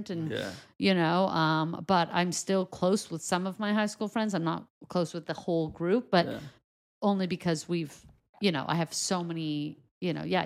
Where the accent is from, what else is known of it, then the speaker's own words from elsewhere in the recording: Canada; moved away as an adult; also born or lived in Crown Heights, New York / Montreal / Toronto; now in Los Angeles, United States; this Canadian constituent of me where I grew up in Canada